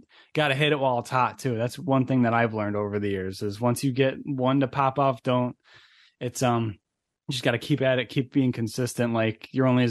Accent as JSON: {"language": "English", "town": "Niagara Falls", "region": "New York", "country": "United States", "also_born_or_lived": "Buffalo", "said": "I'm from Niagara Falls originally, New York."}